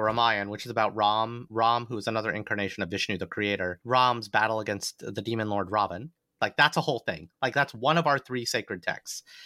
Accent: Alabama, United States; I was raised a Hindu in the great state of Alabama, not in a large Indian American community

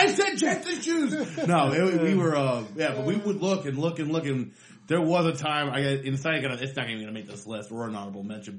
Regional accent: Sarasota, Florida, United States; I grew up in Florida. I'm white trash.

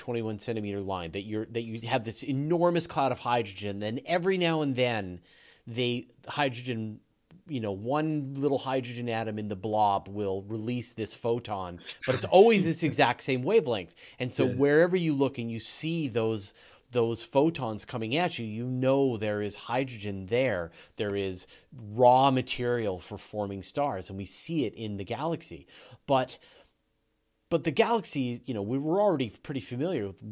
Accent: Canada; accent: Canadian; As Canadians, a lot of people make fun of me for my Canadian accent

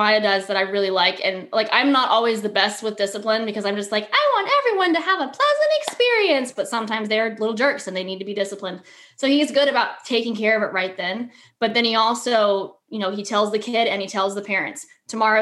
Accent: Florida, United States; we're from Florida.

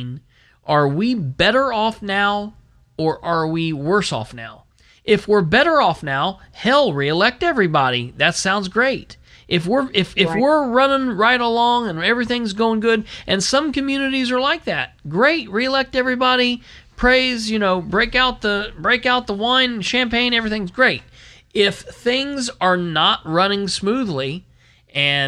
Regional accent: Muncie, Indiana, United States; now in Winchester, United States; my hometown where I was born and raised is Muncie

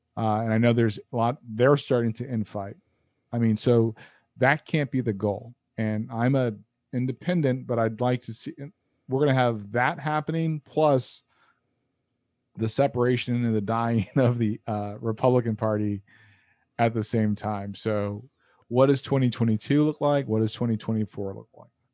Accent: United States; as an American

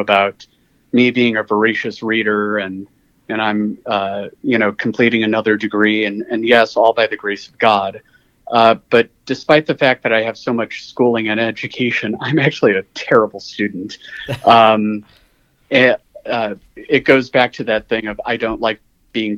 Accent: Illinois, United States; moved away; I'm from Illinois originally

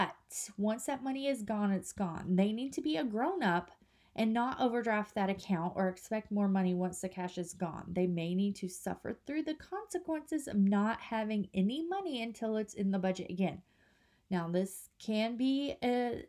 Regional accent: Kansas, United States; now in North Carolina, United States; we live in North Carolina, but we're from Kansas

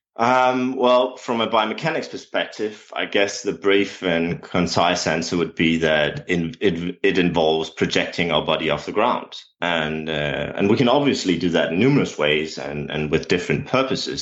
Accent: Denmark; English is a second language; as my accent has probably already revealed, um, English is not my native tongue. Uh, I'm a Danish coach.

